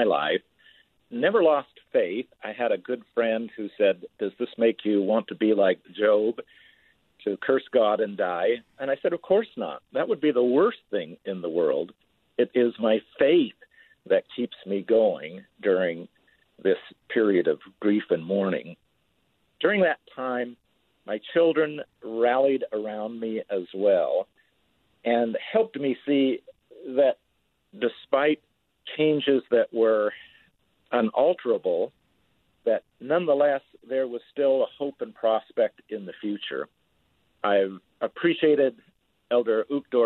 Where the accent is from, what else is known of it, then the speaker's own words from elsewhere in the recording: Utah, United States; moved away; also born or lived in Houston, Texas / New Orleans, Louisiana / West Africa; I grew up in Utah in a small farm town, but lived most of my life in Houston, Texas, New Orleans, Louisiana, or in West Africa